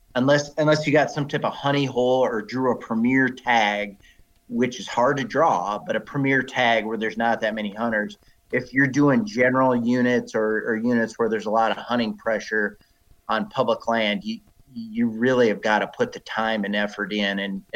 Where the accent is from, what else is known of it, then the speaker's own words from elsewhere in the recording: South Dakota, United States; also born or lived in Wyoming / Montana; But I grew up in South Dakota, and I grew up in corn country.